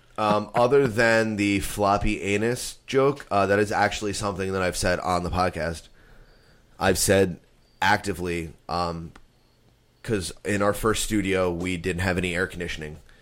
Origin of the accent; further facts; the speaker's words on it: United States; I was born in the United States of America.